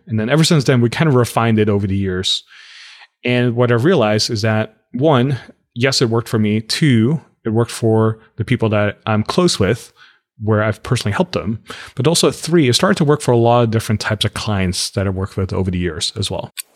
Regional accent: Netherlands; moved away as an adult; also born or lived in Los Angeles; now in United States; I grew up in the Netherlands

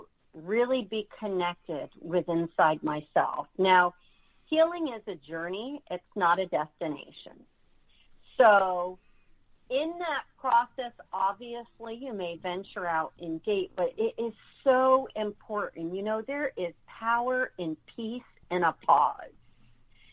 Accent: New York, United States; moved away; also born or lived in Florida; I'm from New York, was living in Florida

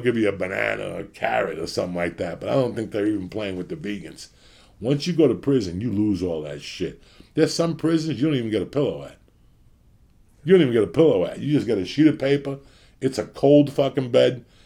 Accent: United States; now in Los Angeles, United States; I'm from New York City, Jersey.

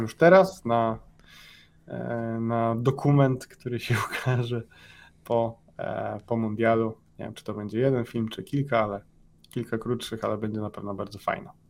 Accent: Poland; moved away; jestem z Polski

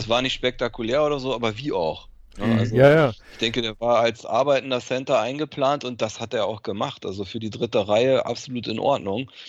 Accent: Germany; Und, und, ich bin auch Deutscher, ist kein Grund, mich zu verpflichten.

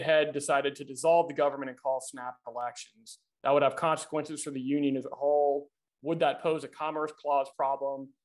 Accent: Tennessee, United States; my home state of Tennessee

